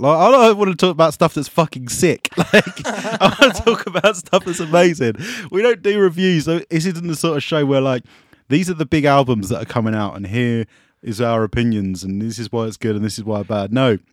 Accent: Essex, East of England, United Kingdom; I'm from Essex

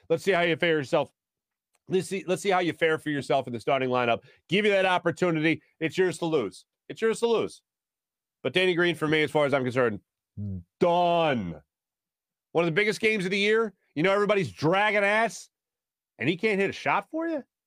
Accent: Philadelphia, Pennsylvania, United States; I'm from Philly.

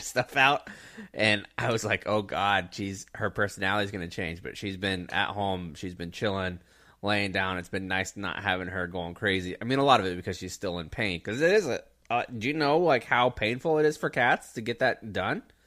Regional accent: Pensacola and Jacksonville, Florida, United States; now in Texas, United States; I grew up in Pensacola and Jacksonville where you were twenty minutes to the beach at the most.

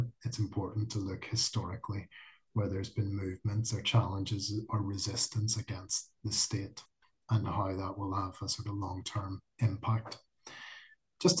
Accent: Belfast, Northern Ireland, United Kingdom; I'm from Belfast

